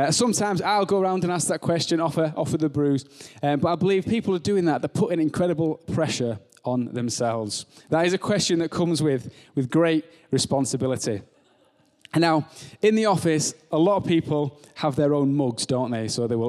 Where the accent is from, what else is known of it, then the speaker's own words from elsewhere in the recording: Barnard Castle, North East England, United Kingdom; now in Bolton, United Kingdom; So yeah, so I'm from Barnet Castle. I'm nearly at that point where I've been in Bolton for half of my life, so I'm getting to that stage.